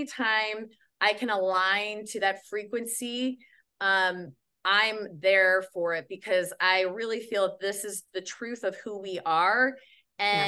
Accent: Midwest, United States; I'm from the Midwest

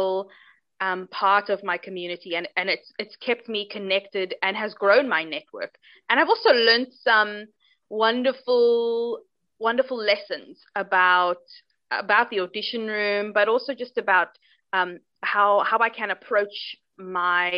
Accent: Cape Town, Western Cape, South Africa; I'm from Cape Town in South Africa. That's where I am right now.

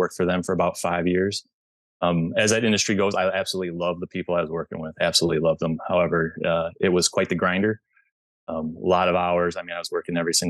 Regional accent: Michigan, United States; moved away as an adult; now in Chicago suburbs, United States; I'm originally from Michigan, but I live in the, now I've lived in the southwestern most suburbs of Chicago for about the last 7 years

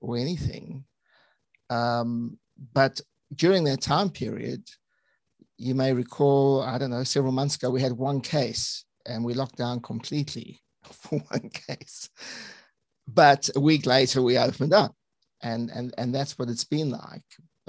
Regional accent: South Africa; also born or lived in United Kingdom; So actually my background's more varied, Tal, because I was born in the UK and then my parents migrated to South Africa. So I went to med school in Johannesburg.

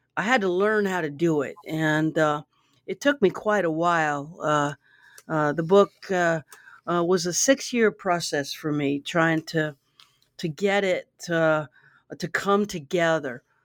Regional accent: Baton Rouge, Louisiana, United States; I grew up in Baton Rouge

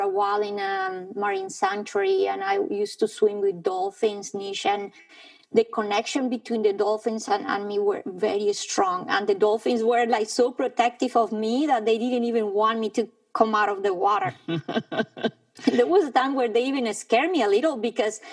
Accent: Bogotá, Colombia; I was born in Bogota, high up in the Andes

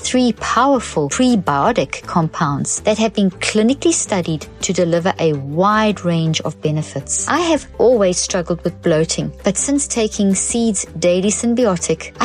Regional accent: South Africa; moved away; I grew up in South Africa where rugby is a religion

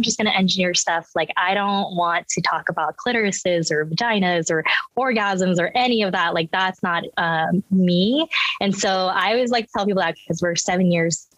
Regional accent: United States; English is a second language; also born or lived in Los Angeles / South Korea; I was born in LA, but when I was a baby, we moved back to Korea and then I lived there till six. So I always say like Korea's my first home. And I like, you know, came back to America not knowing English

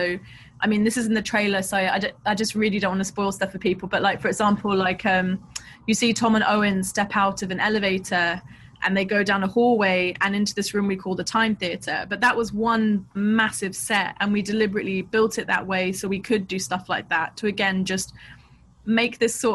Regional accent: London, United Kingdom; I grew up in Southeast London, I grew up near where they filmed A Clockwork Orange

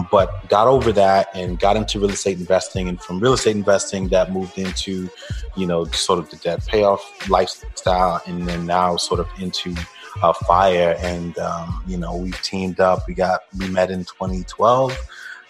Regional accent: New York, United States; also born or lived in Jamaica; now in Atlanta, United States; I'm originally from Brooklyn, New York, by way of Jamaica

